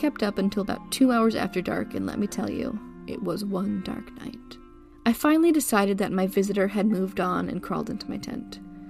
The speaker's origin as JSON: {"language": "English", "region": "New Jersey", "country": "United States", "tie": "born or raised there", "said": "I spent a lot of time in the Pine Barrens when I was growing up in New Jersey"}